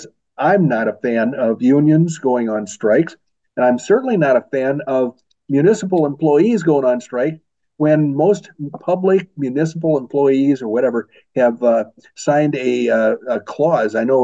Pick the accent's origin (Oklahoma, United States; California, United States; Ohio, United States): Oklahoma, United States; Oklahoma City; that is where I was born. I was born in Oklahoma City